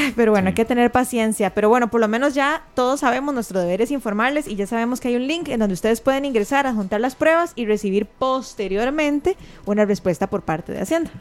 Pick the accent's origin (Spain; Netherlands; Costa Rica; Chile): Costa Rica; somos muchos los costarricenses